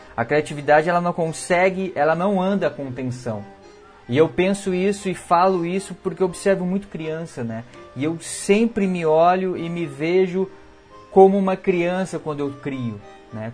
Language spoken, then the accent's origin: Portuguese; Minas Gerais, Brazil; now in Rio Grande do Sul, Brazil; eu sou mineiro